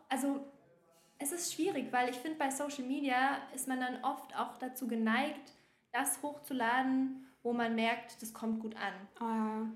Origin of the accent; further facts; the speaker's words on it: Bavaria, Germany; moved away as an adult; now in Berlin, Germany; ich komme halt ursprünglich aus Bayern